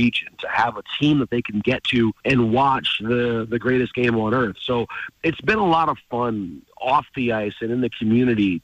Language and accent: English; Detroit, Michigan, United States; I grew up in Detroit, which is hockey town